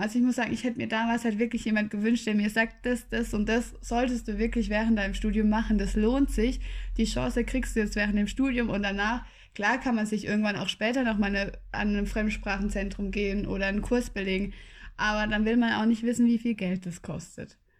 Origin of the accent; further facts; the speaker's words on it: Freiburg, Baden-Württemberg, Germany; moved away as an adult; also born or lived in Tübingen; in meiner Heimatstadt, also ich habe mir in Tübingen nichts Neues gesucht, weil ich komme aus Freiburg